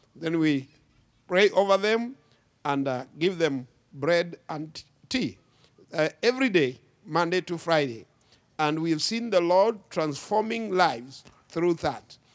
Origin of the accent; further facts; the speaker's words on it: Kenya; I come from Kenya, Africa, uh, East Africa